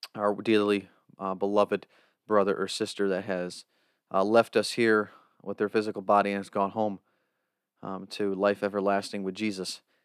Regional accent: United States

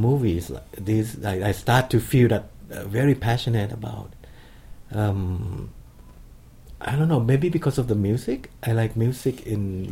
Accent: Khon Kaen, Thailand; Growing up in Khon Kaen, this town in the northeast of Thailand

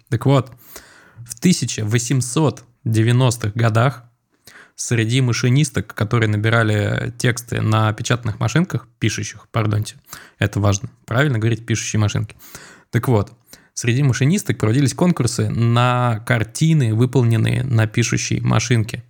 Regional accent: Moscow, Russia; я вырос э, в Чертаново, в доме, за которым сразу был такой холм.

